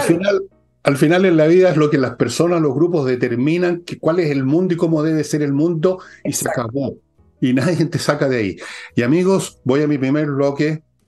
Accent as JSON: {"language": "Spanish", "country": "Chile"}